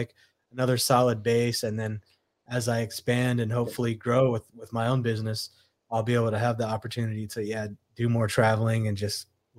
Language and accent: English; Indiana, United States; born there; also born or lived in Arizona / Phoenix; because I was born in Indiana, came back, went to Phoenix, you know, that was when we met, 98